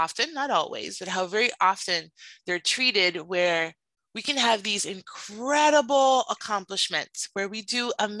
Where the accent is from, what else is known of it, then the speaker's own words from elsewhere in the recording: Miami, Florida, United States; I grew up in Miami, and in Miami